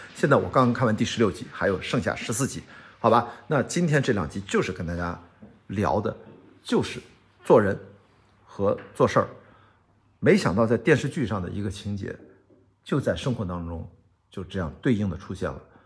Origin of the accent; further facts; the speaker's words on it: northern China, China; now in Shanghai, China; 我们都是北方人，现在刚好最近在上海生活，生活的有一段时间了